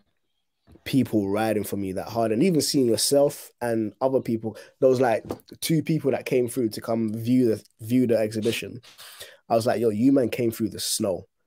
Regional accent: Ghana; now in United Kingdom; I was born in Ghana

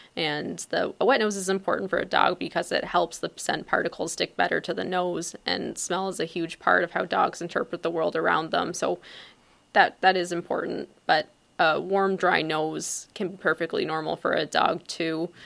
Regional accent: Ontario, Canada; moved away as an adult; also born or lived in Guelph, Ontario / St. Kitts / Minnesota; now in Palatine, United States; I'm Canadian, so my journey actually started in Ontario

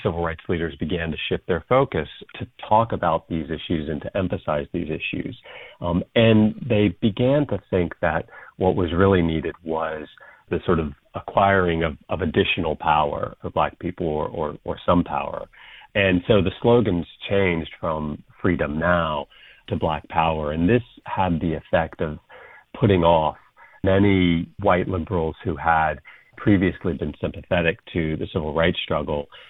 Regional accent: North Carolina, United States; I grew up in North Carolina

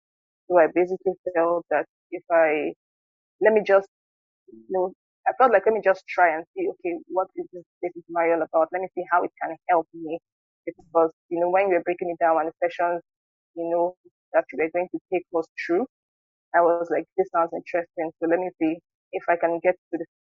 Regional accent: Delta, Nigeria; I'm from Delta State, and I'm currently living in Nigeria

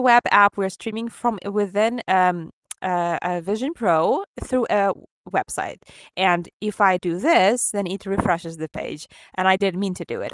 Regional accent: Ukraine; accent: Ukrainian; English is a second language; my Ukrainian accent

